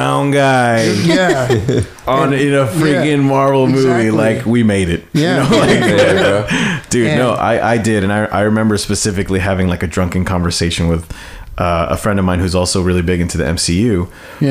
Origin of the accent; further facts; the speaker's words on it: United States; born as American and growing up as an American